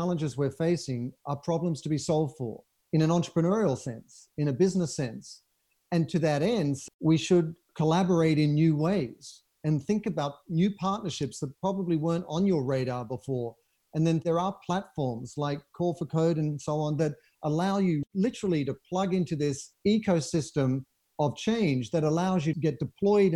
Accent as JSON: {"language": "English", "country": "Australia", "moved": "yes", "lives_now": "Los Angeles, United States", "said": "as an Australian who just watched from LA, where I live"}